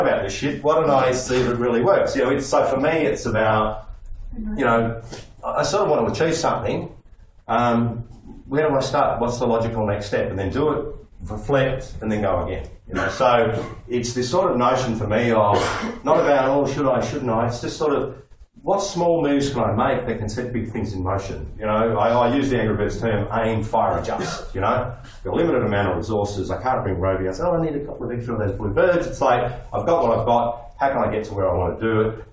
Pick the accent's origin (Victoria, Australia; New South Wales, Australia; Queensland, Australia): Victoria, Australia; Melbourne; I grew up in Flemington